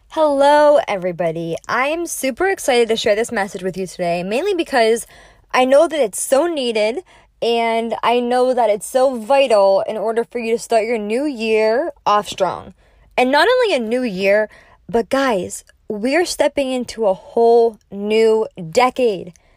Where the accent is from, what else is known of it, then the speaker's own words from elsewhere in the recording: Naples, Florida, United States; live here in person in my hometown in Naples, Florida